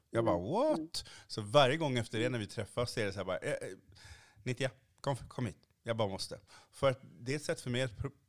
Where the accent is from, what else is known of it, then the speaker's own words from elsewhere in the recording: Sweden; För jag är en svart mm. man i Sverige mm. idag.